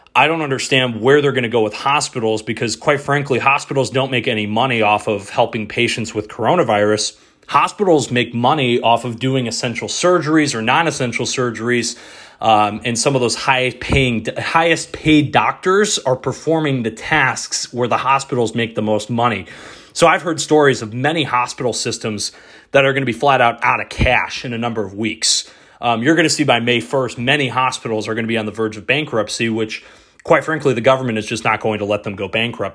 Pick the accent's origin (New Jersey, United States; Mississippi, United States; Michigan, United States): Michigan, United States; Detroit; moved away; my hometown radio station, ninety-seven point one The Ticket, back in Detroit.